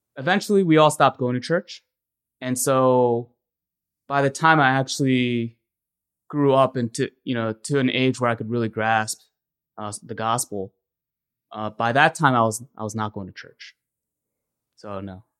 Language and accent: English; Ellicott City, Maryland, United States; I grew up in Ellicott City, Maryland